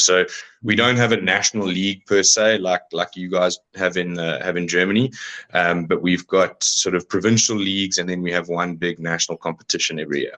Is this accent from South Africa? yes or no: yes; South Africa; as a South African male